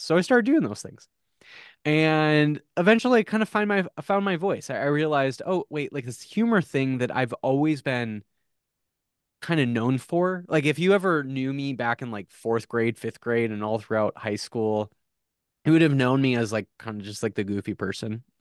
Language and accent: English; South Dakota, United States; I grew up in South Dakota